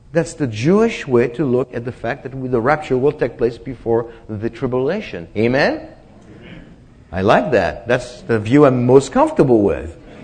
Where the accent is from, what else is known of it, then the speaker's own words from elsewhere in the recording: France; moved away; I was born in France